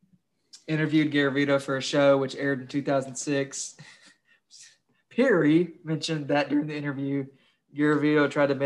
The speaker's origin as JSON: {"language": "English", "region": "Kentucky", "country": "United States", "said": "I'm from Kentucky."}